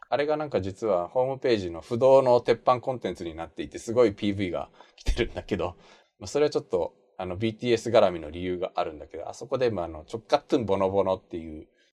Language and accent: Japanese; Japan; also born or lived in South Korea; 日本生まれ去年の9月まで韓国に住んでました日本人